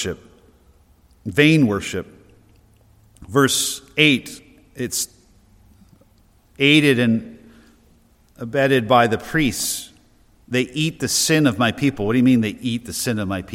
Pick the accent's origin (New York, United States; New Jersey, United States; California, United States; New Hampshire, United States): New Hampshire, United States; we're from New Hampshire